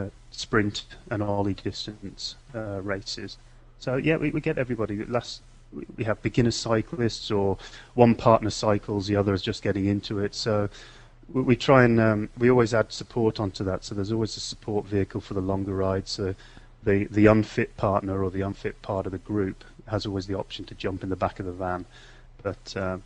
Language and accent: English; England, United Kingdom; also born or lived in Australia / Netherlands; Originally from England. Not lived there for a while. Went across to Holland. I'm brought up in Australia, but came back to England when I was about 11.